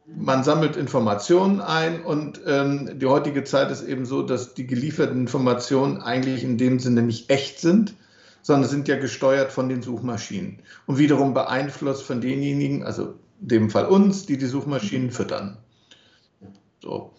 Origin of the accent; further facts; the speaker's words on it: Germany; wir als Deutsche